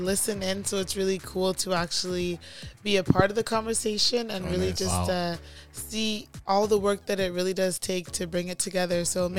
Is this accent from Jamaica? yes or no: yes; Jamaica